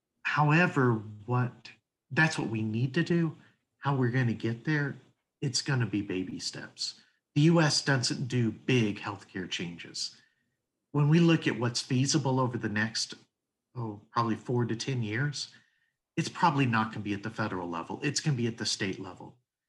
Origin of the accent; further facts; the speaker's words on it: Tennessee, United States; I'm from Tennessee.